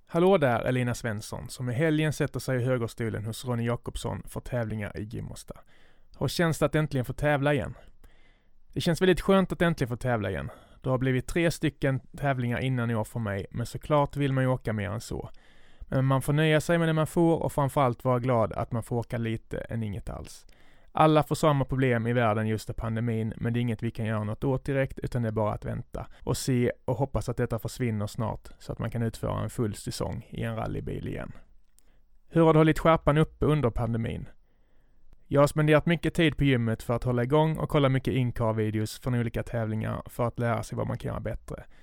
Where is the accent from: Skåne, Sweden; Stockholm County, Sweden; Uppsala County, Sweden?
Skåne, Sweden; accent: Scanian; min skånska stämma